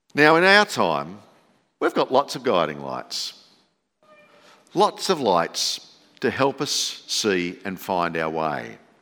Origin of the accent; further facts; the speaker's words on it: Campbelltown, New South Wales, Australia; moved away as an adult; also born or lived in Sydney; now in Dalby, Australia; growing up in Campbelltown, which is about the size of Dolby then, there were no light displays.